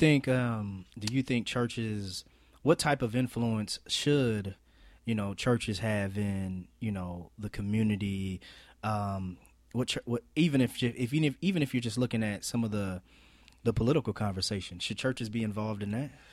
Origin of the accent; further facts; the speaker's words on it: Marion, United States; where we're from, Marion